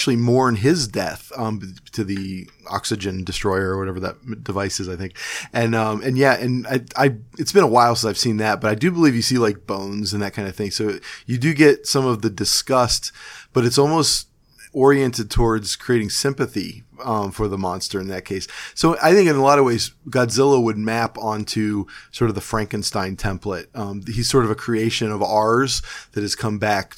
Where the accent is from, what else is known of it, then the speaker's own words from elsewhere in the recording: Cleveland, Ohio, United States; growing up in Cleveland